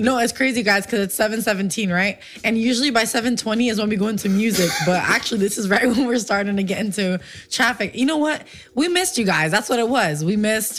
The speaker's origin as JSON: {"language": "English", "country": "Puerto Rico", "tie": "born or raised there", "also_born_or_lived": "Livingston, New Jersey / Paterson, New Jersey", "moved": "yes", "said": "So when we lived there, I was about three years old is when we moved to Puerto Rico."}